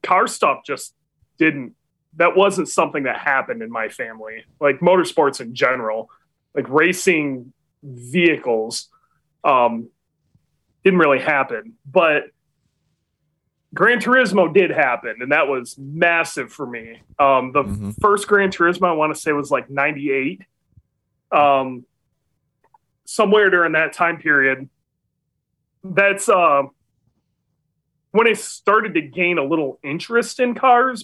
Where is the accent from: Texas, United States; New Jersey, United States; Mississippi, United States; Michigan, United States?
Michigan, United States; Muskegon; moved away; also born or lived in North Carolina; I grew up in Michigan. I'm from Michigan. I'm from the Muskegon area